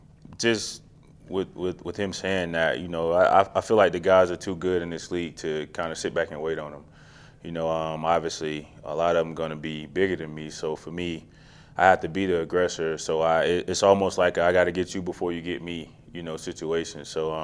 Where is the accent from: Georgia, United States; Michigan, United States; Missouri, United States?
Georgia, United States; Macon; Yeah, hometown. Small town. You know, I mean, all of my family's still there. Grew up there.